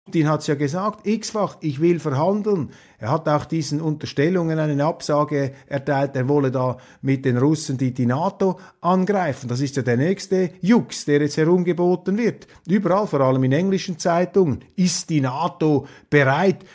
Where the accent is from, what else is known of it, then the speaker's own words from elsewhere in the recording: Switzerland; als Schweizer